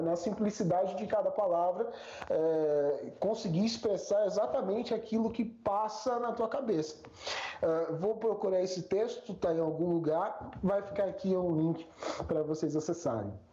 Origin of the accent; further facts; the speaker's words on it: Brazil; a gente é brasileiro